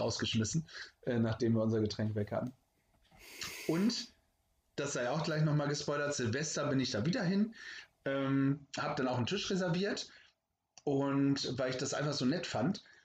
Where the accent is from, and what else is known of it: Germany